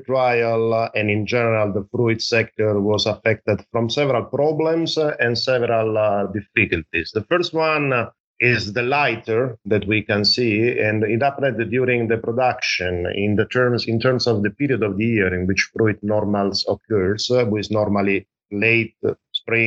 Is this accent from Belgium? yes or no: no; Italy; I'm from Italy